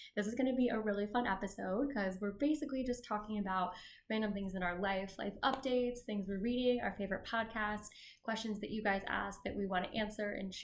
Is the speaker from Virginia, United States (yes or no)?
no; a few hours from Chicago, Illinois, United States; now in Chicago, United States; I grew up not in Chicago, but a few hours from here, and there's this big light show in Peoria